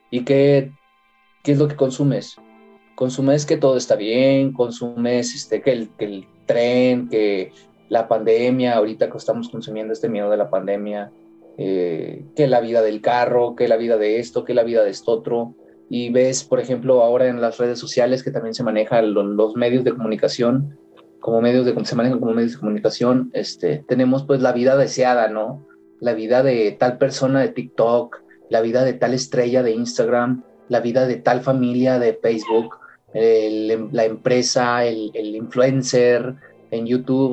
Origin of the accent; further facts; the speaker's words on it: Mexico; Yo como mexicano